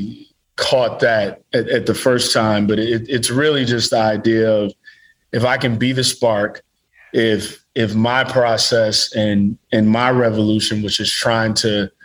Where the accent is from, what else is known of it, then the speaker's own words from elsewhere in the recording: Midwest, United States; I'm from the Midwest